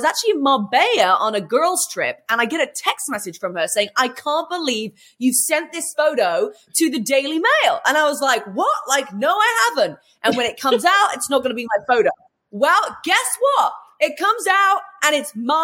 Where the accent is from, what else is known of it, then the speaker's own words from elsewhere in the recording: England, United Kingdom; moved away as an adult; also born or lived in London; now in United States; Well, originally I'm from England, if you haven't already worked that out by my accent. And I came to America at 22 years old.